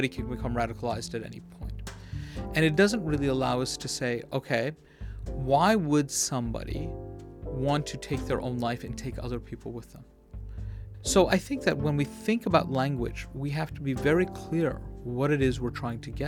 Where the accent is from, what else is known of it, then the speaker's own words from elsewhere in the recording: New York, United States; I'm a guy who was born and raised in New York